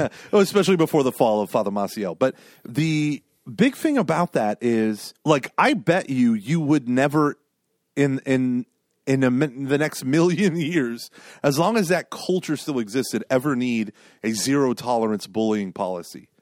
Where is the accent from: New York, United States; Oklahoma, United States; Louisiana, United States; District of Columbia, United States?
Oklahoma, United States; Broken Arrow; I was a little kid growing up in Broken Arrow, Oklahoma.